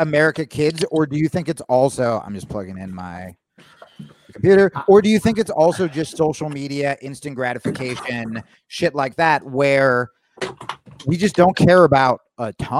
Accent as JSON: {"language": "English", "region": "Hawaii", "country": "United States", "said": "No, and I'm fucking Hawaiian, so I really fucked up."}